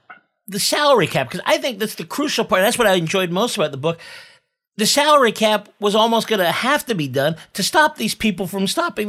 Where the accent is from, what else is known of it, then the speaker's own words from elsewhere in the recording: the Bay Area, California, United States; I grew up in the Bay Area.